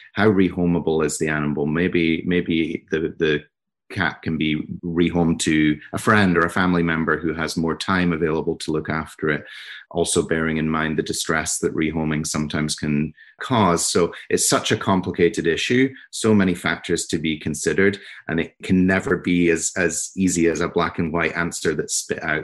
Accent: Scotland, United Kingdom; also born or lived in New York; now in New Jersey, United States; I'm from Scotland, um, but I live in New Jersey now

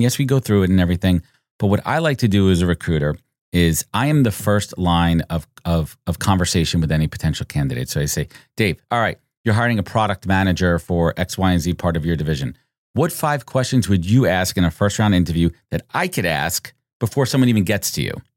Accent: New York, United States; Born and raised in New York

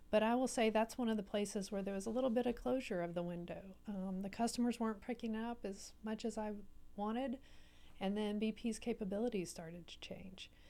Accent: Baytown, Texas, United States; also born or lived in Houston, Texas; I grew up in Baytown, so on the other side of Houston

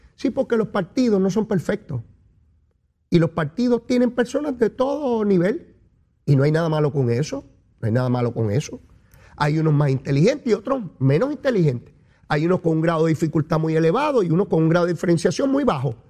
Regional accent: Puerto Rico; Nosotros somos bravos, somos boricuas.

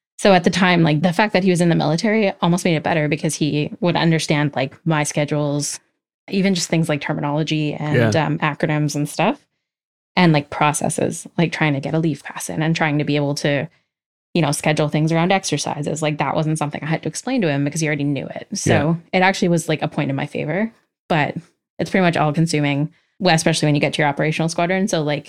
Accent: Alberta, Canada; Yeah, so I grew up in Alberta for the most part.

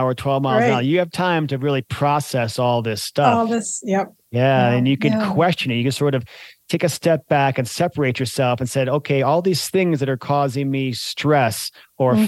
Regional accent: Colorado, United States; moved away; also born or lived in Michigan; I grew up in Colorado and I also spent time in Michigan

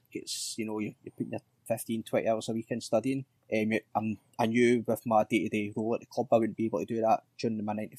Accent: Dunoon, Scotland, United Kingdom; I grew up in Dunoon

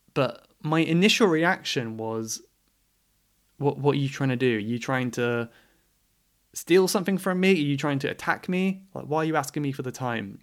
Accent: England, United Kingdom; I am English

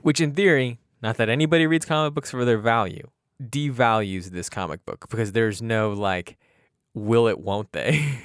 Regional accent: New Jersey, United States; we're both from New Jersey

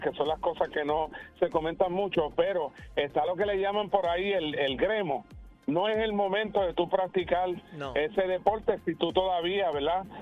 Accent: Puerto Rico; nosotros como puertorriqueños

